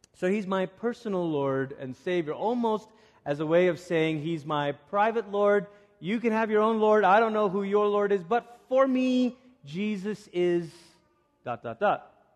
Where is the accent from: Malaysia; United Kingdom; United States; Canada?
Malaysia; moved away; growing up in Malaysia, I was part of one of those youth groups